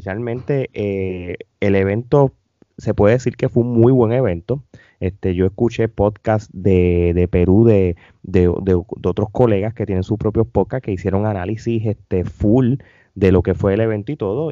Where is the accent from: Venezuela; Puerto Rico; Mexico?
Puerto Rico; yo como, como puertorriqueño